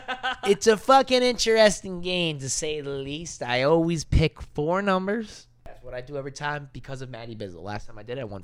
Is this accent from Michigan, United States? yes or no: no; New York City, New York, United States; also born or lived in New England; Well, I grew up in New York City and New England, so kind of split